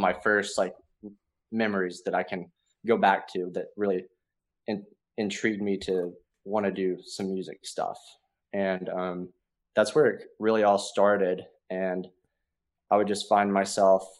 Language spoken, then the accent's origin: English; Sevierville, Tennessee, United States; moved away as an adult; now in Nashville, United States; I grew up in Sevierville, Tennessee, East Tennessee